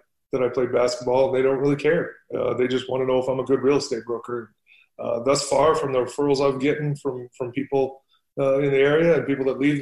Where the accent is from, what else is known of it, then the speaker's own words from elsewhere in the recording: San Diego, California, United States; moved away as an adult; also born or lived in Utah / Kansas; now in Indiana, United States; then I went to San Diego for the rest of my childhood and high school